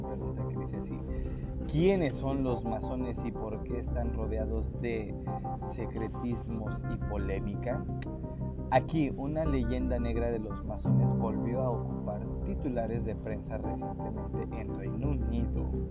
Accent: Mexico; soy mexicano

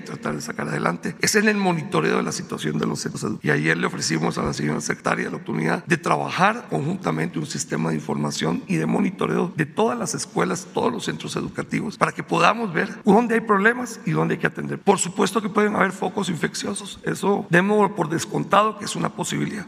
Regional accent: Guatemala; also born or lived in Indonesia; now in Mexico City, Mexico; Yo soy de origen guatemalteco

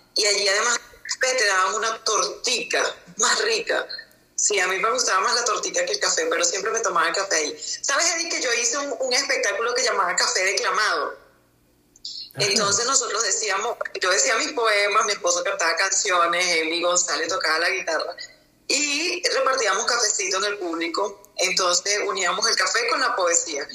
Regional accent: La Victoria, Aragua, Venezuela; moved away as an adult; now in Bogotá, Colombia; Yo soy de La Chapa.

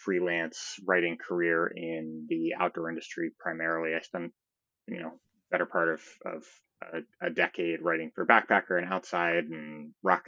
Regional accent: near Saratoga, upstate New York, United States; moved away as an adult; now in Colorado, United States; I'm from upstate New York originally, a small town outside of Saratoga, if anybody's familiar, not too far from the Adirondack

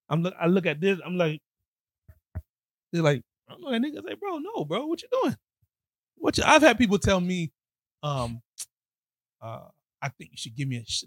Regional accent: Miami, Florida, United States; I am from Miami, bro.

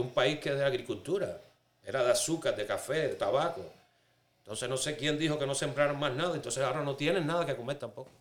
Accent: Cuba; moved away as an adult; soy cubano, tengo 51 años, llevo casi 20 en este país

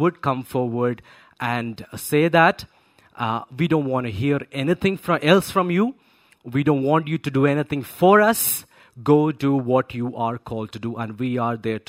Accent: Kerala, India; I'm born and brought up in Kerala

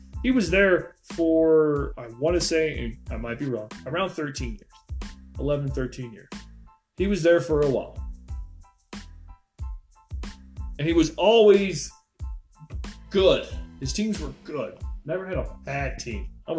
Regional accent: an hour outside of Cleveland, Ohio, United States; I grew up an hour outside of Cleveland.

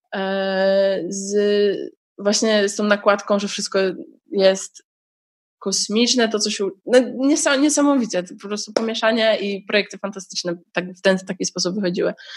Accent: Poland; ponieważ jestem z Polski, to mogłam aplikować automatycznie o stypendium

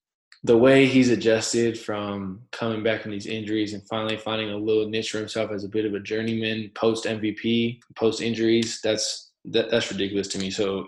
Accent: Arizona, United States; They got another dude from my hometown in Arizona, Paul Watson

